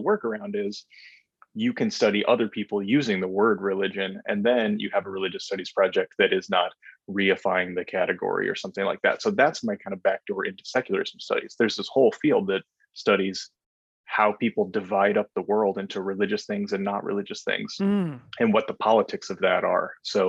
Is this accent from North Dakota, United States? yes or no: yes; North Dakota, United States; born or raised there